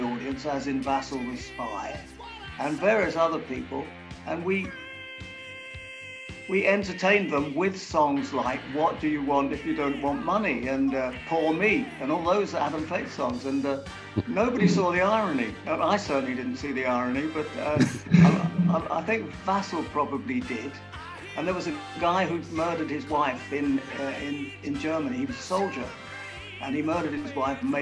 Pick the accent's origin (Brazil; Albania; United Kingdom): United Kingdom; Hertfordshire, East of England; we grew up in the same little town in Hertfordshire, which was just out of the smoke.